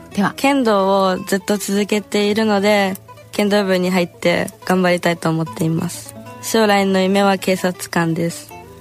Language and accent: Japanese; Japan; moved away; 私はこの国に生まれてよかった